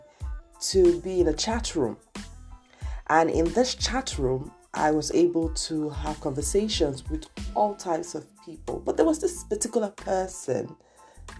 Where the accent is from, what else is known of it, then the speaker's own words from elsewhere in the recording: Lagos, Nigeria; I grew up in Nigeria, for those of you who do not know that, Lagos, Nigeria, to be precise